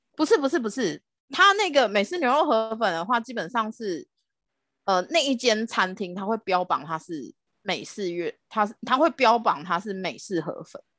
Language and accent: Chinese; Philippines; also born or lived in Manila; now in Taiwan; 我是在菲律宾长大的